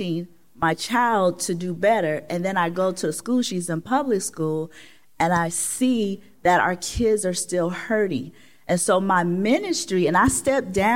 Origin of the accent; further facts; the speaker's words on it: Oakland, California, United States; I'm from West Oakland